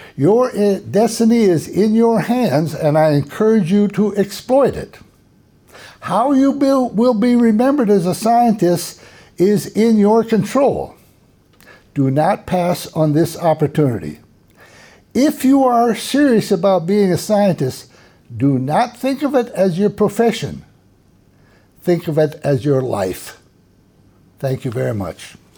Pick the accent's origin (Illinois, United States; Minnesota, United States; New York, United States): Minnesota, United States; now in Texas, United States; I grew up in Minnesota, in the north of the United States